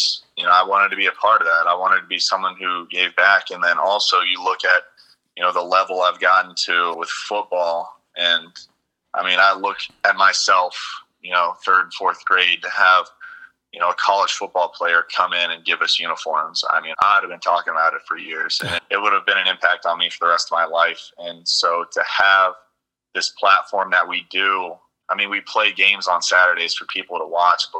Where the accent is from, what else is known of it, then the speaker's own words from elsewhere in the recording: Sugarcreek, Ohio, United States; I come from Sugar Creek, Ohio